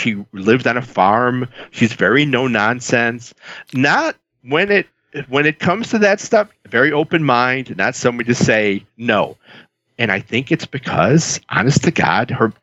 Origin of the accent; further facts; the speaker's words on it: Chicago, Illinois, United States; I grew up in the South Side of Chicago.